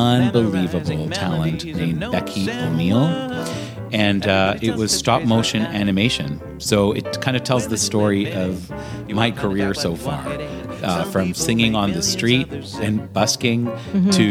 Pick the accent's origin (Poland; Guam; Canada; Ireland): Canada; Toronto, Ontario; here in Toronto, I love what I do, but it is my local. It's my hometown